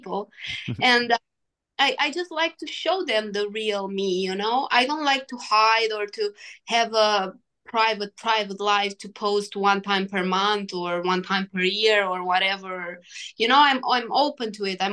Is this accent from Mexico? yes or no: no; Romania; I played a WTA in my hometown